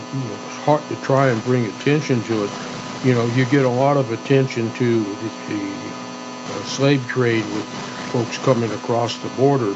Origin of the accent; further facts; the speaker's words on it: Ruidoso, New Mexico, United States; I grew up in Ruidoso